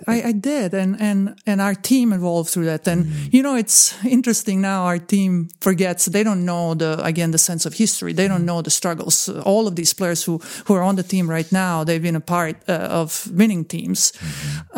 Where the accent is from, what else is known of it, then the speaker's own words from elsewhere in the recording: Bosnia & Herzegovina; moved away; also born or lived in Croatia; I am originally from Bosnia and Herzegovina. I'm Croatian from Bosnia and Herzegovina